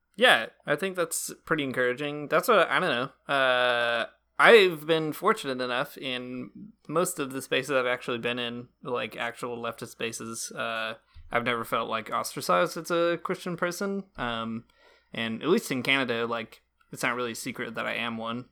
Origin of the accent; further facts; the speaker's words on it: rural Michigan, United States; I grew up in rural Michigan, in the middle of nowhere